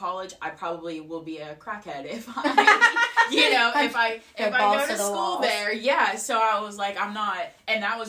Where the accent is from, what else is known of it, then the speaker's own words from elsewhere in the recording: Wheeling, West Virginia, United States; I'm from Wheeling, the North Wheeling area, North Park, actually. I grew up there, too.